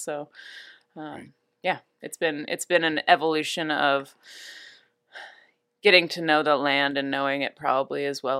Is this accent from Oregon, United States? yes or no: yes; Newberg, Oregon, United States; it's been fun to grow up seeing the process evolve from starting a winery in our garage of the house I grew up in Newburgh